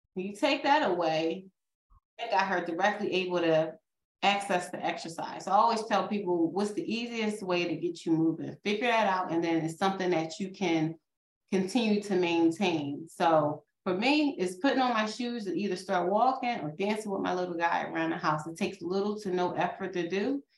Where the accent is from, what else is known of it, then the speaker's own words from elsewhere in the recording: outside of Philadelphia, Pennsylvania, United States; accent: Philadelphia; I grew up outside of Philadelphia. We say water, okay?